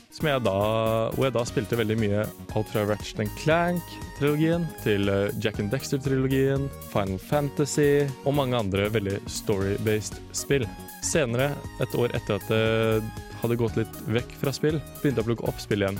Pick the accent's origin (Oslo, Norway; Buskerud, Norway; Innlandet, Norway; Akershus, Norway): Buskerud, Norway; Drammen; moved away as an adult; now in Trondheim, Norway; Jeg er fra Drammen og går nå på Fotofagskolen her i Trondheim